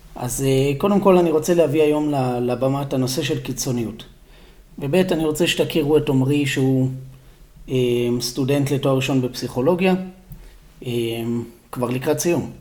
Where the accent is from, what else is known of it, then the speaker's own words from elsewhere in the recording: Israel; המקום שאתה ואני גדלנו בו